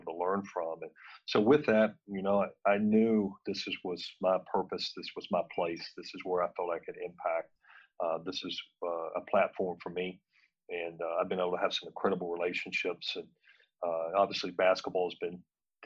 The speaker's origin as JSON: {"language": "English", "town": "Point Pleasant", "region": "West Virginia", "country": "United States", "tie": "born or raised there", "moved": "as an adult", "said": "growing up in Point Pleasant"}